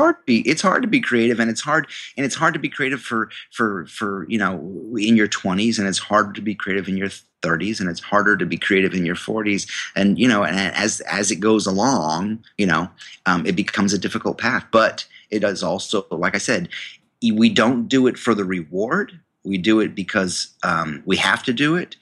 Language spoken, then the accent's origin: English; New York, United States; I went to the university in my hometown, um, a state university of New York